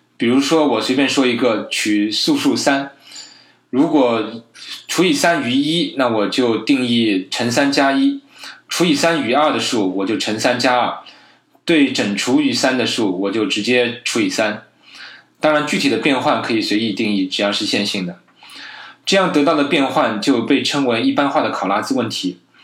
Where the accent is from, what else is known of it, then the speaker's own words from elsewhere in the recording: China; 我觉得我们中国人的科普之路还是任重道远